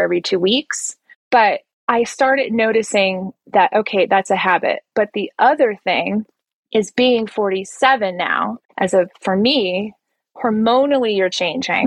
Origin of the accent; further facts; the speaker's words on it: New Jersey, United States; moved away as an adult; now in Colombia; I'm originally from New Jersey